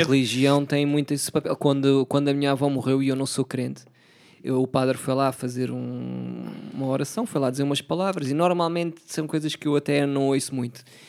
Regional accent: Setúbal, Portugal; also born or lived in Palmela; Nasci lá, yeah. passei grande parte também da minha infância lá

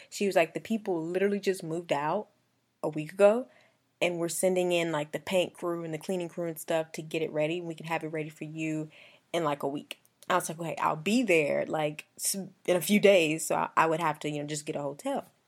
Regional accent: Columbia, South Carolina, United States; moved away as an adult; also born or lived in Augusta, Georgia; now in Atlanta, United States; I just grew up there

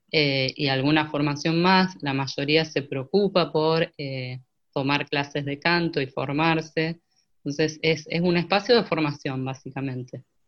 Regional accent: Santa Rosa, La Pampa, Argentina; moved away as an adult; also born or lived in Córdoba, Argentina; yo nací en Santa Rosa, La Pampa, y en el 2001 me fui para Córdoba

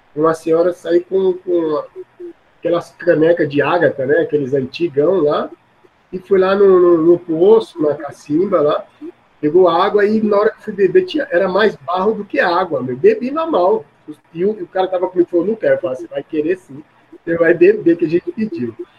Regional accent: Maceió, Alagoas, Brazil; now in São Paulo, Brazil; Eu nasci de criado em Maceió, Alagoas

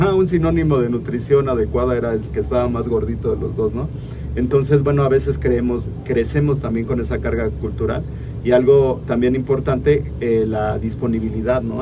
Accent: Oaxaca, Mexico; nosotros que somos de Oaxaca

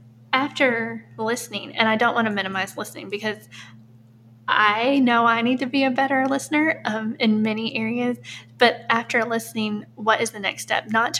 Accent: Eastern Kentucky, United States; moved away; Eastern Kentucky originally.

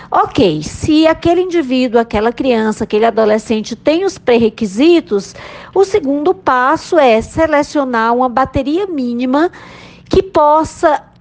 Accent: Ceará, Brazil; Eu sou da Universidade Federal do Rio de Janeiro, mas eu sou nordestina, sou cearense

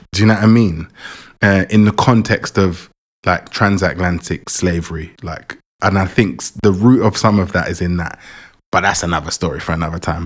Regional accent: England, United Kingdom; also born or lived in Jamaica; I was born in Jamaica, was born in Jamaica, and I came to England four years old

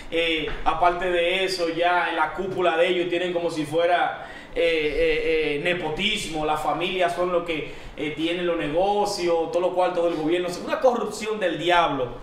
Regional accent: Dominican Republic; yo no soy colombiano, yo soy dominicano

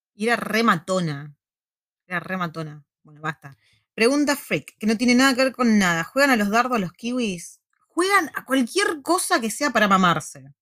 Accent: Buenos Aires, Argentina; moved away as an adult; also born or lived in La Plata, Argentina; now in New Zealand; Yo toda mi vida cuando era chica vivía en Parque Patricio, después viví muchos años en Urquiza

